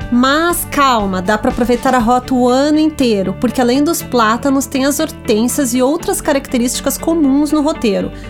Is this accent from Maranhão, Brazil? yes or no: no; Gaúcha, Rio Grande do Sul, Brazil; muito prazer, sou gaúcha